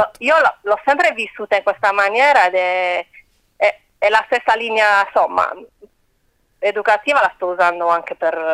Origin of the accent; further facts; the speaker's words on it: Corsica, France; born there; sono cresciuta, vabbè, come sono nata in Corsica, con le, le fiabe di Shah, Perol